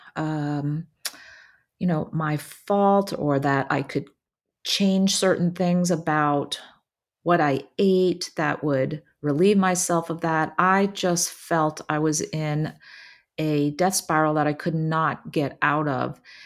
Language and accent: English; New Jersey, United States; also born or lived in Philadelphia; I grew up in New Jersey and pretty much lived there my entire life.